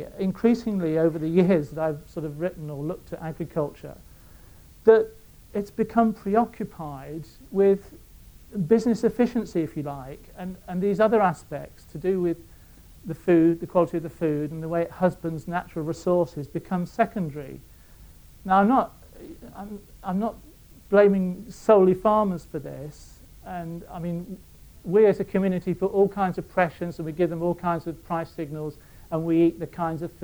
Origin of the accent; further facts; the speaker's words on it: Reading, South East England, United Kingdom; moved away as an adult; also born or lived in Bangor / Dorset; I come from Reading